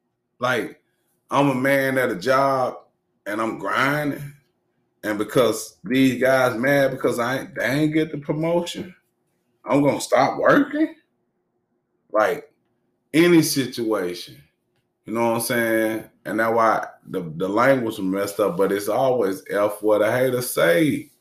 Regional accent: Arkansas, United States; Though we from Cleveland and I'm from Arkansas and everywhere else in between that we done moved in these years.

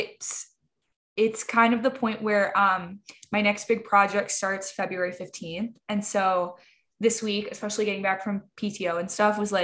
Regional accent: Midwest, United States; we're both from the Midwest

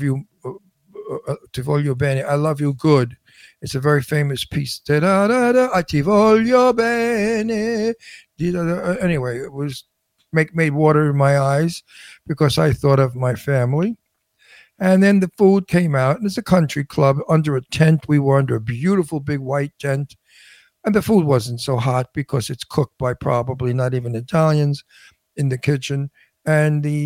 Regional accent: New York City, New York, United States; now in California, United States; growing up in Brooklyn

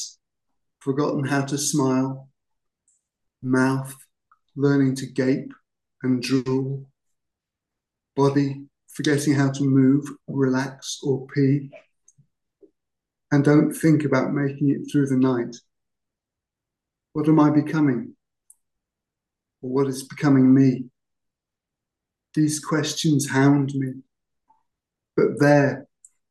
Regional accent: Cheshire, North West England, United Kingdom; moved away as an adult; also born or lived in Hertfordshire; I'm actually from Cheshire.

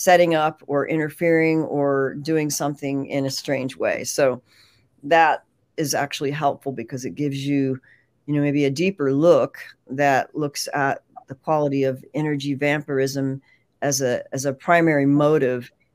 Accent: San Francisco Bay Area, California, United States; I grew up in the San Francisco Bay Area

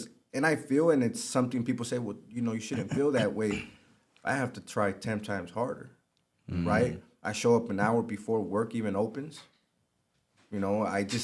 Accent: Los Angeles, California, United States; I grew up in South Central Los Angeles, so I'm very familiar with the area

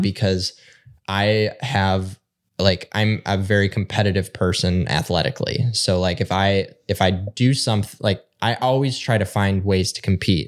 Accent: Northern Michigan, United States; we're both from Northern Michigan

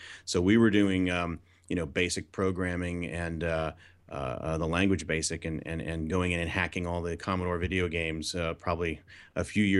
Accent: Florida, United States; So I grew up on the East Coast in Florida, which is kind of a unique place to grow up in the 70s and 80s, because obviously up the road is NASA.

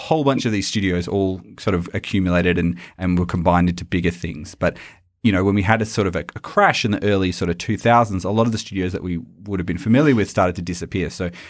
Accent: Australia; accent: Australian; the best bloody video game podcast this side of the Nullarbor. God, it's my own accent and I just sound terrible doing it.

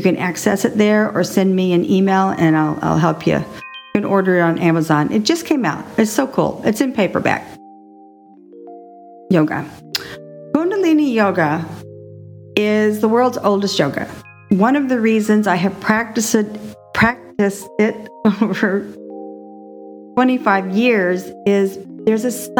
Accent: Texas, United States; now in Gulfport, Florida, United States; I am a Texan. I was raised there

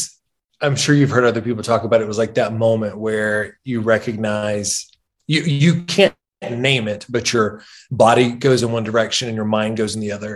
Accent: Wetumpka, Alabama, United States; It's a small town called Wetumpka. It's outside of Montgomery

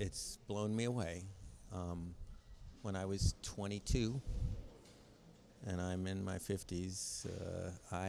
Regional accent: United States; I'm from America

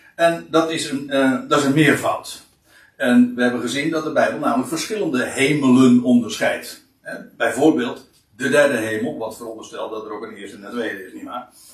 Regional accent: Katwijk, South Holland, Netherlands; dan is het einde der aarde Katwijk. Nou ja, dat zeg ik dan weer eventjes als een beetje meteen waar ik vandaan kom

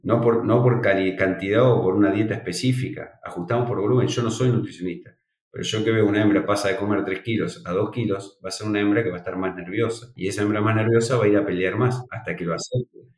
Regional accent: Argentina; en Argentina no somos, somos negativos a PIRS, somos libres de PIRS

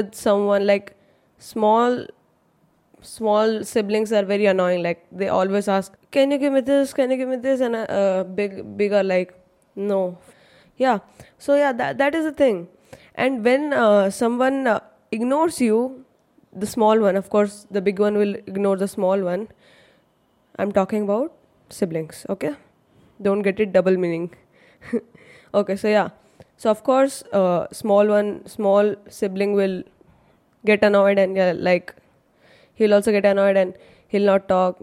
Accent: Chennai, Tamil Nadu, India; born or raised there; first language Hindi; English is a second language; also born or lived in Mumbai, India

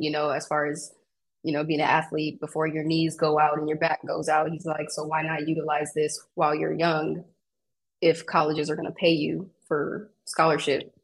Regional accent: West Covina, California, United States; now in Rancho Cucamonga, United States; I'm from Southern California. So I grew up in West Covina, which is, if you're not from California, you probably don't know where that is, but it's in LA County

